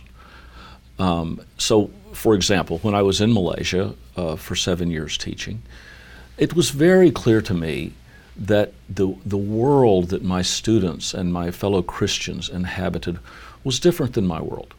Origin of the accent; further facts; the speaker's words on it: United States; we as American Methodists